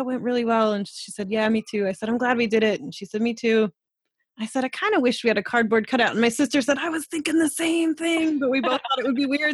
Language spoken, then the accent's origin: English; Colorado, United States; now in Canada; we lived in the mountains of Colorado. I'm from Colorado